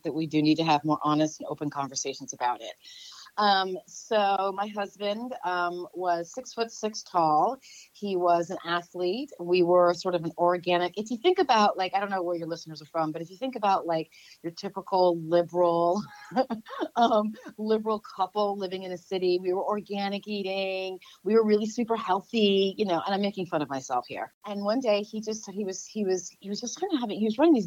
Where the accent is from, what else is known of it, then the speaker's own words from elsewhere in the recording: Westport, Connecticut, United States; also born or lived in New York City, New York; now in Los Angeles, United States; I grew up in Westport, Connecticut, which is a suburb of New York City